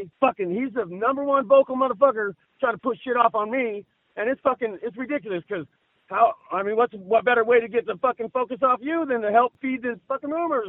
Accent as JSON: {"language": "English", "town": "Keswick", "region": "California", "country": "United States", "tie": "born or raised there", "said": "I'm from Keswick, ma'am. I'm from Bernie and Keswick, yeah."}